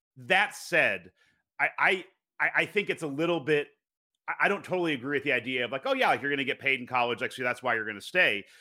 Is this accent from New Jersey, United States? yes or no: no; New York, United States; I grew up in New York. I'm a Mets fan